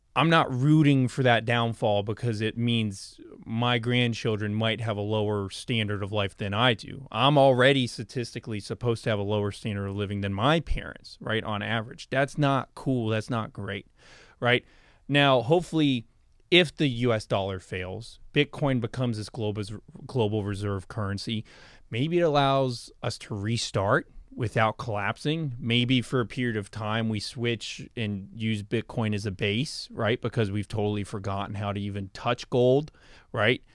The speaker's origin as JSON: {"language": "English", "country": "United States", "said": "I'm an American. I live here"}